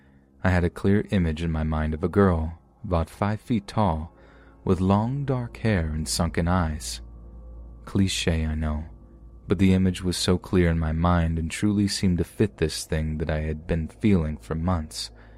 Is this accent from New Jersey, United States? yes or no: no; Alaska, United States; I was born and raised in Alaska, so living in the continental United States was a vastly new experience for me.